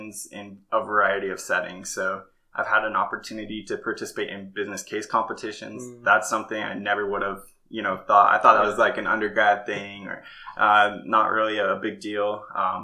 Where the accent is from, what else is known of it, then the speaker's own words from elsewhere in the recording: Farmington, Utah, United States; moved away as an adult; also born or lived in Arizona; I grew up in a place called Farmington, Utah, kind of like a suburb of Salt Lake City